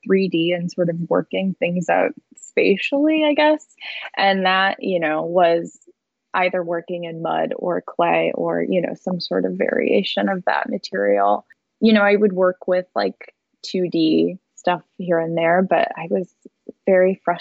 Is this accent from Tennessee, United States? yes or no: no; St. Louis, Missouri, United States; I grew up in St. Louis, or a suburb right outside of St. Louis.